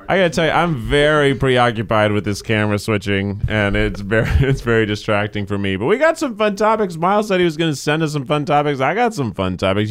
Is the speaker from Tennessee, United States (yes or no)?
yes; Tennessee, United States; moved away; I grew up in Tennessee